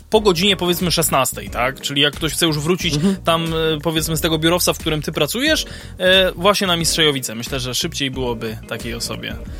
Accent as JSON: {"language": "Polish", "town": "Kraków", "region": "Lesser Poland", "country": "Poland", "said": "u nas w Krakowie"}